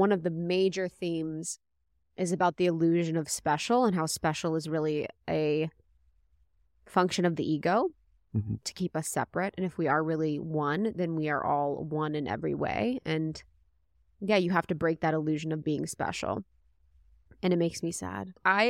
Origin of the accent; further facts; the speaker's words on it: United States; Yeah, I'm American.